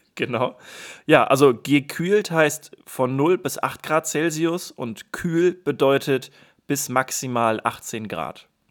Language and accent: German; Germany; als Deutscher